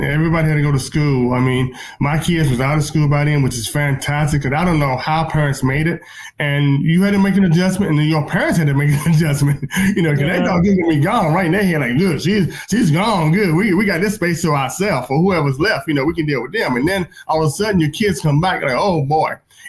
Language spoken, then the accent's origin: English; North Carolina, United States; I mean, really, I'm from North Carolina, so, and back in the day, I knew we had Senator Jesse Hams, for better, for worse, okay?